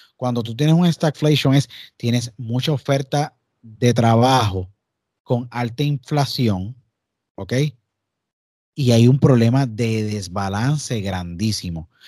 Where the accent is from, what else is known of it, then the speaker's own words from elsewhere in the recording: Puerto Rico; soy puertorriqueño, todos los que estamos aquí somos puertorriqueños